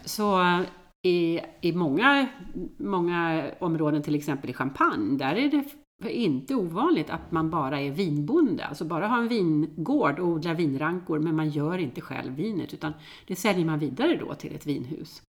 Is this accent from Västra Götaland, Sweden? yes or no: yes; Gothenburg, Västra Götaland, Sweden; moved away; also born or lived in Mallorca; jag är född och uppvuxen i Göteborg